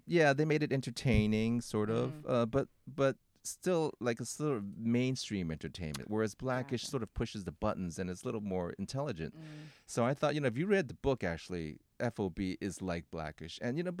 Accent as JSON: {"language": "English", "town": "Oakland", "region": "California", "country": "United States", "tie": "born or raised there", "said": "You know, but I mean, I'm from Oakland. Okay, so."}